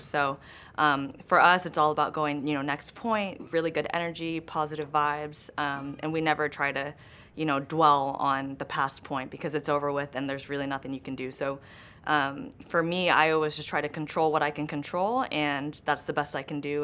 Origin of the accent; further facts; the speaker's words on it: Los Angeles, California, United States; I grew up in Los Angeles. I grew up in Griffith Park